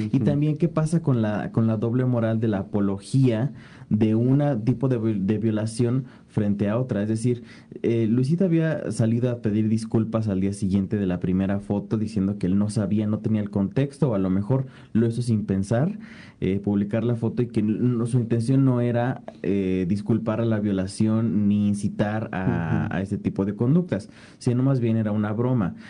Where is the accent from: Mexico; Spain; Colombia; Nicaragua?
Mexico; como sociedad mexicana